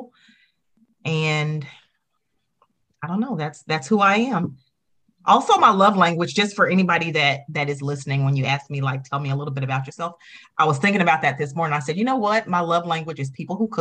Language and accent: English; Arkansas, United States; now in North Carolina, United States; I live in North Carolina. I'm originally from Arkansas. And so, you know, pretty Southern, pretty country